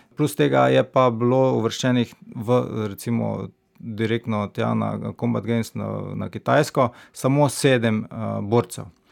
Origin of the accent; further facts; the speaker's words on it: Stranice, Slovenia; moved away as an adult; now in Maribor, Slovenia; rodil sem se v Mariboru, ne? potem sem pa, ker starši imajo domačijo, oziroma temu rekel bajto na stranicah, zato sem tam preživel mladostniška leta, se pravi od samega porojstva do študija